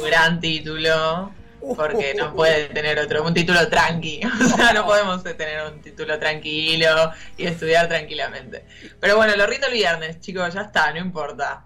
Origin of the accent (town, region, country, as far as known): Argentina